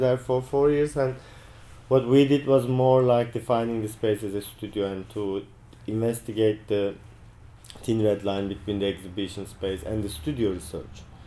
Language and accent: English; Turkey; now in New Zealand; I am from Turkey